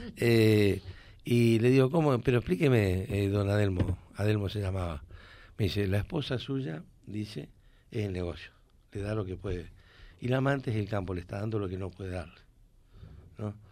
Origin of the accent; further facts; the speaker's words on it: Reconquista, Santa Fe, Argentina; also born or lived in Córdoba; que me regrese a Reconquista